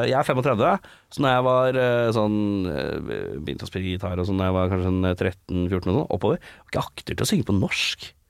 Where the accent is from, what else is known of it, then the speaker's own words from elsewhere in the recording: Oslo, Norway; Jeg er fra Stovner i Oslo.